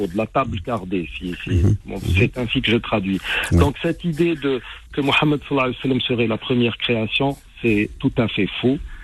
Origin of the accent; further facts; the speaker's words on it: Algeria; chez nous en Algérie